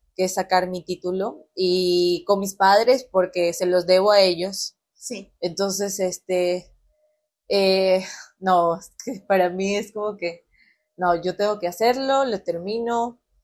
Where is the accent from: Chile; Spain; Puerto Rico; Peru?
Peru; moved away as an adult; now in Mexico